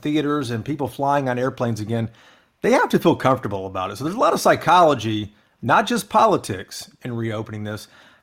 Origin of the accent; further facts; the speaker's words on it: Tennessee, United States; I'm from Tennessee